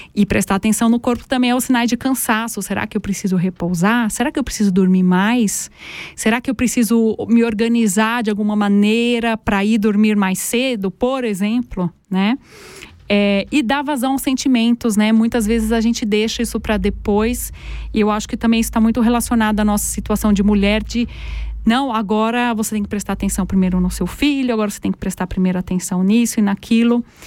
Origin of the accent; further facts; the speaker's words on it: Brazil; moved away as an adult; now in Aargau, Switzerland; Eu sou brasileira